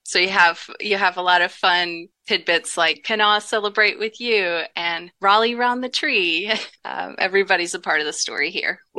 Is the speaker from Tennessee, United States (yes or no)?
yes; Memphis, Tennessee, United States; now in Elkins, United States; I'm from Memphis, Tennessee originally.